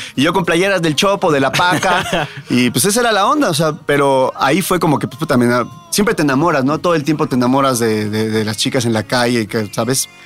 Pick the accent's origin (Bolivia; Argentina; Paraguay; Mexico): Mexico; Mexico City; yo soy de Tepito